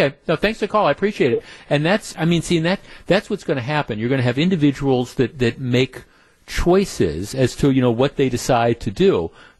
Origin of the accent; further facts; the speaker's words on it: Oconto, Wisconsin, United States; Jeff, I'm from Oconto.